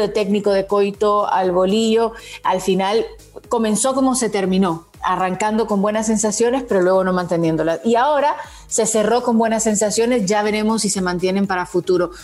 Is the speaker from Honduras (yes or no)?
yes; Honduras; como hondureña